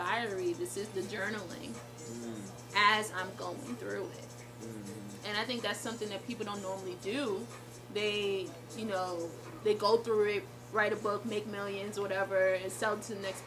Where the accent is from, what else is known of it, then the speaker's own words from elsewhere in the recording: New York City, New York, United States; moved away as an adult; now in Buffalo, United States; I was raised urban. I'm from Brooklyn, New York, but I live in Buffalo now